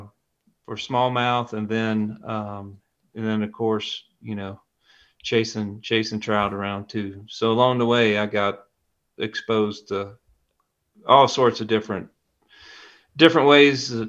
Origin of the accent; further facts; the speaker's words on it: the Piedmont of North Carolina, United States; also born or lived in Ashe County, North Carolina; I grew up in the Piedmont of North Carolina, but my family's from up in the high country, up in Ashe County